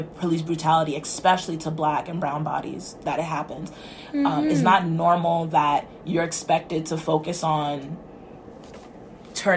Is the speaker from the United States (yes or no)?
yes; United States; moved away as an adult; now in Canada; I'm from the States